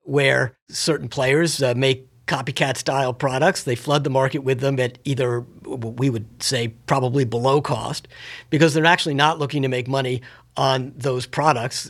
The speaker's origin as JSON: {"language": "English", "town": "Washington", "region": "District of Columbia", "country": "United States", "tie": "born or raised there", "said": "having been born and raised in Washington, D.C."}